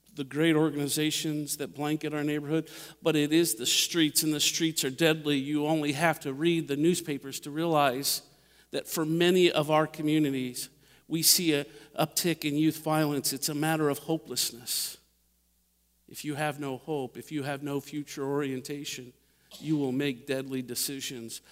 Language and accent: English; Dayton, Ohio, United States; now in Indianapolis, United States; I grew up in Dayton, Ohio